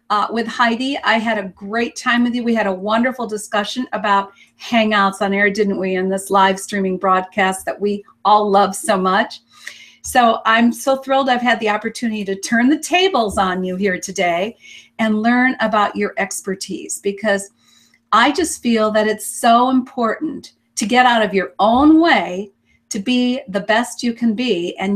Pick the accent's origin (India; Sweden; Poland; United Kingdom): Sweden; moved away as an adult; now in Canada; I, I was born in Sweden uh, to an academic family